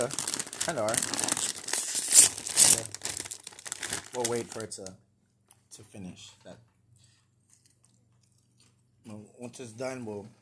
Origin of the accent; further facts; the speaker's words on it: Katy, Texas, United States; So this right here is my Hometown Twisters. Katy. Damn it, nobody gives a shit about Katy, Texas.